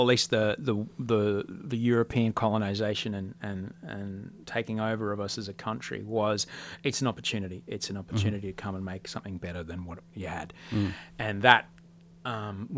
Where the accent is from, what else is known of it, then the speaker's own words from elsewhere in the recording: Australia; also born or lived in Amsterdam; I'm from Australia